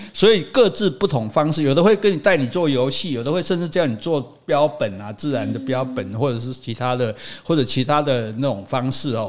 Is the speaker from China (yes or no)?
no; Taiwan; 我们台湾人对吃，就很爱吃